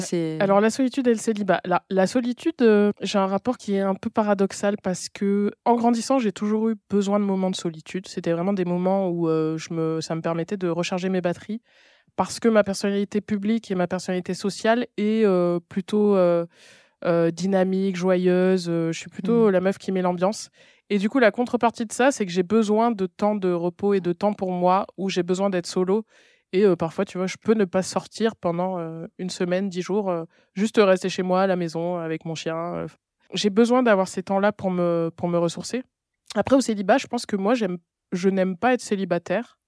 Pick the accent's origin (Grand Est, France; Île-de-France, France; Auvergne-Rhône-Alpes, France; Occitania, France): Occitania, France; Nîmes; now in Paris, France; on a grandi à Nîmes